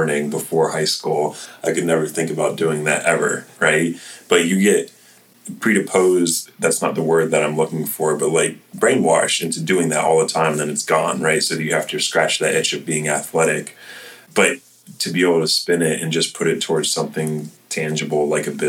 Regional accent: Florida, United States; Growing up in Florida

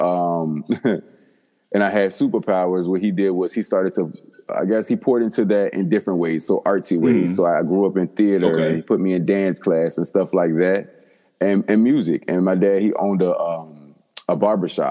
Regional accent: DMV, DMV area, United States; also born or lived in Washington, D.C. / Maryland; now in New York, United States; I was born in Virginia, but I grew up in DC, Maryland, and Virginia. So I'm a native of the DMV.

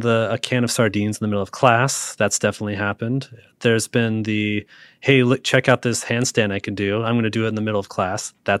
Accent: Seattle, Washington, United States; Like, I'm from Seattle, which there's a ton of great roasters in Seattle as well.

